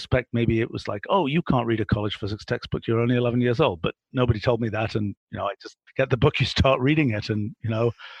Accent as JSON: {"language": "English", "region": "England", "country": "United Kingdom", "tie": "born or raised there", "said": "I was a kid growing up in England in the 1960s"}